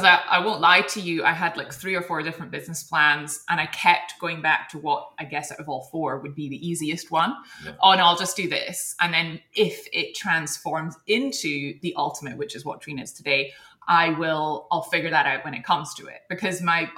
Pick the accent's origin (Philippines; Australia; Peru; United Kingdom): United Kingdom; Edinburgh, Scotland; moved away as an adult; also born or lived in Hong Kong; which is where we're both from Edinburgh